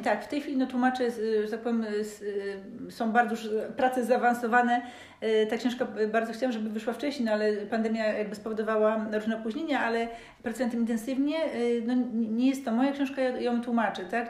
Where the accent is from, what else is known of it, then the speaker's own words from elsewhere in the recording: Gorzów Wielkopolski, Lubusz Voivodeship, Poland; moved away as an adult; also born or lived in Hamburg, Germany; now in Szczecin, Poland; mieszkałam w Gorzowie do 20 roku życia, potem przez 7 lat mieszkałam e, w Hamburgu, to no, wychowałam się w ogóle w wieżowcu